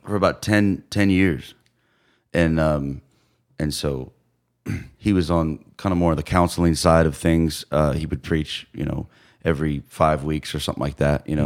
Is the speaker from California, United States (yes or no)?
no; Phoenix, Arizona, United States; moved away as an adult; also born or lived in San Diego; now in Chattanooga, United States; I was born in, in Phoenix, and, uh, I moved to San Diego, um, when I was eleven